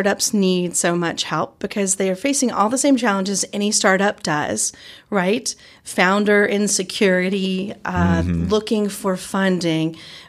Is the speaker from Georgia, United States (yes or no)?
yes; Georgia, United States; accent: Southern; also born or lived in Chicago / New Orleans / New York City; now in Eugene, United States; I have a Southern accent. That's true. Yes, I'm originally from Georgia and have moved all over in my life, Chicago, New Orleans, New York City, and then out to Eugene